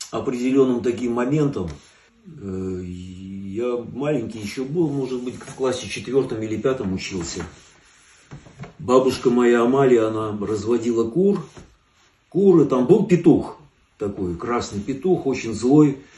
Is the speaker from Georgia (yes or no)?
yes; Tbilisi, Georgia; now in Moscow, Russia; Родился я в Тбилиси, вырос я в Тбилиси, да. Да, место такое хорошее было, в общем, интересное.